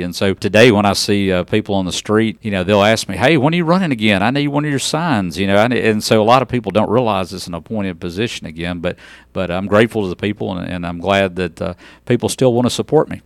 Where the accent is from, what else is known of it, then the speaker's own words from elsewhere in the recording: Humboldt, Tennessee, United States; moved away as an adult; also born or lived in Memphis, Tennessee / Mississippi; I'm originally from Humboldt, Tennessee, uh, just outside of Jackson, Tennessee, and, uh, went to high school there